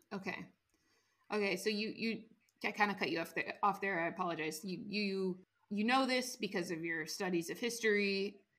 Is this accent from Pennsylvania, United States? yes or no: no; Washington, United States; my home state of washington